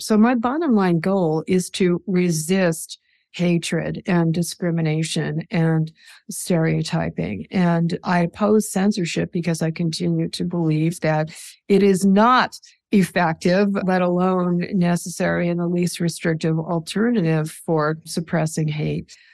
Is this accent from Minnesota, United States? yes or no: yes; New Jersey, Minnesota, United States; now in New York, United States; I was born in New Jersey outside of New York City